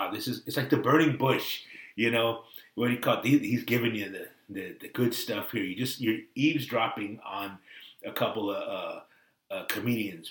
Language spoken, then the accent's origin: English; Pleasanton, California, United States; also born or lived in Oakland, California; I was born in Oakland and I lived in Oakland. We moved to the suburbs, Pleasanton, California